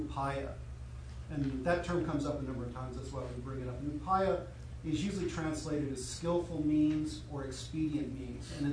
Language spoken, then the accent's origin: English; Utah, United States; I was raised in Utah, or as we like to call it, behind the Zion Curtain